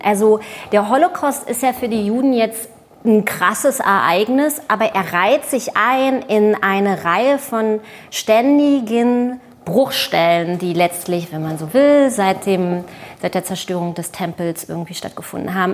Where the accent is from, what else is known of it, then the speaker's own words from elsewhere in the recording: Germany; also born or lived in Israel; ich bin Deutsche und Jüdin, ich bin ja auch Deutsche